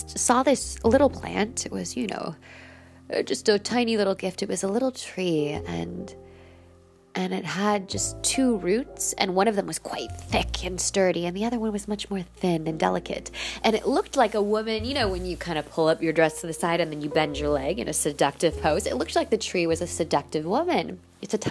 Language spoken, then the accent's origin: English; California, United States; now in Finland; I'm from California, and my mom's Colombian, my dad's Guyanese